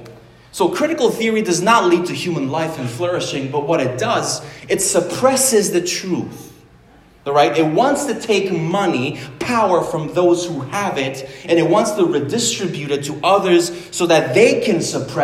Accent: Romania; moved away; also born or lived in United States / Canada; I was born in Romania. If anything, I'm a Romanian, American, Canadian, whatever

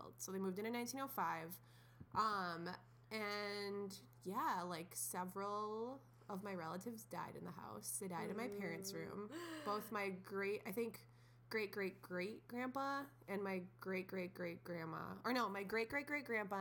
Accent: St. Paul, Minnesota, United States; moved away; I'm from the capital city of Minnesota

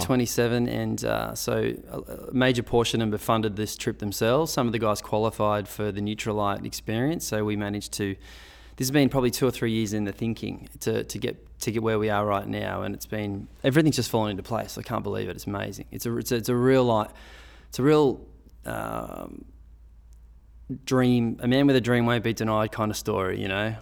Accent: Sydney, New South Wales, Australia; it's my hometown

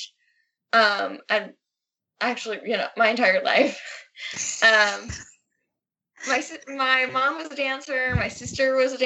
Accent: Long Island, New York, United States; I grew up on Long Island

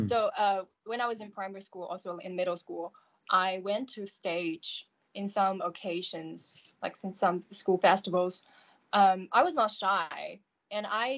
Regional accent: Shanghai, China; growing up in Shanghai as a kid, because I don't have the experience of living in other cities or other countries

